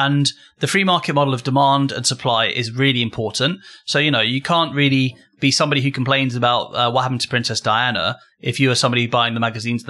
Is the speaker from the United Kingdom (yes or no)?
yes; United Kingdom; We're British.